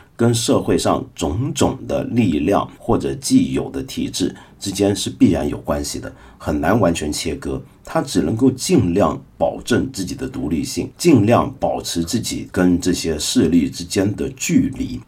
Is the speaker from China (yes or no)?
yes; China; 我们中国人的传统